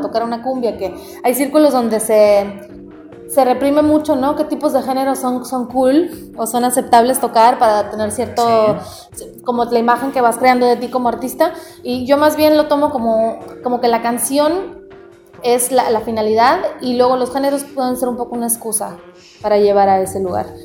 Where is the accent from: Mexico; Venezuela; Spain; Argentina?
Mexico; also born or lived in United States; now in New York, United States; nací en Estados Unidos Unidos además, pero me crié en México de padres mexicanos